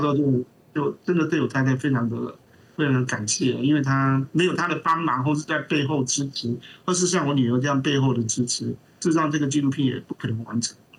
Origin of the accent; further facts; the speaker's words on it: Taiwan; 我们这边台湾多台风，多土石流